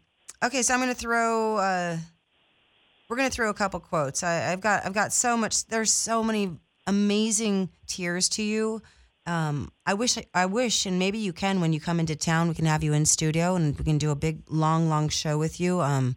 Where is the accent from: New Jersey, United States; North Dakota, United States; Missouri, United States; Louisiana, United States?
New Jersey, United States; Fiberow as a brand and myself as a New Yorker from New Jersey wouldn't be where we are without Alex.